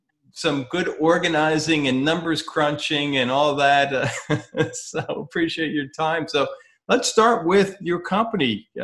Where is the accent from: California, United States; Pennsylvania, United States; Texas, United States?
Pennsylvania, United States; now in Florida, United States; I'm from Pennsylvania